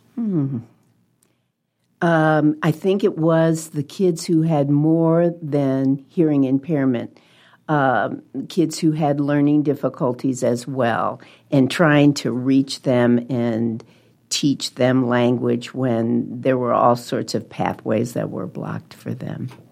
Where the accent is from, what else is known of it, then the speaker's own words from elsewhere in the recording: Webster Groves, Missouri, United States; moved away as an adult; also born or lived in New Jersey; now in Omaha, United States; I, uh, was born in New Jersey, grew up in Webster Groves, Missouri, which is a suburb of Saint Louis